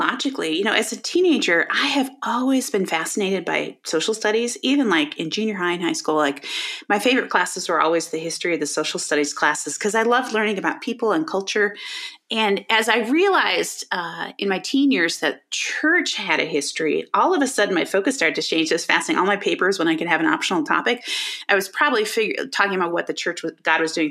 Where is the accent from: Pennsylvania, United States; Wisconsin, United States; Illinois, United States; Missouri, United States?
Illinois, United States; Chicago; moved away as an adult; also born or lived in Colorado / Denver area; now in Denver, United States; I grew up in the Chicago area.